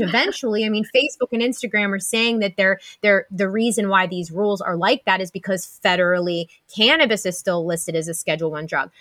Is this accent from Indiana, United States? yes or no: no; Pennsylvania, United States; we're both from Pennsylvania